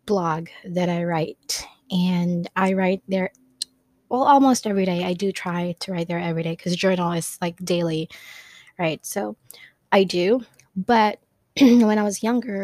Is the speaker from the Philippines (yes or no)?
yes; Philippines; first language Tagalog; English is a second language; Some are in my language, which is I'm Filipina, so some of them are in Tagalog